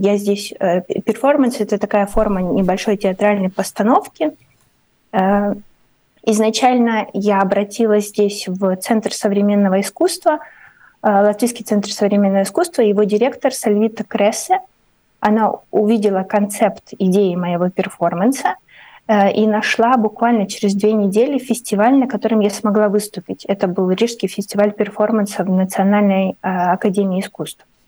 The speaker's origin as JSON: {"language": "Russian", "country": "Ukraine", "moved": "as an adult", "lives_now": "Riga, Latvia", "said": "я как писатель из Украины"}